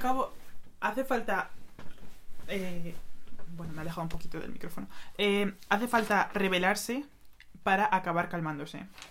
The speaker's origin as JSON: {"language": "Spanish", "town": "Madrid", "region": "Community of Madrid", "country": "Spain", "tie": "born or raised there", "said": "yo nací en Madrid, he vivido toda mi vida en Madrid, pero mis padres son dominicanos"}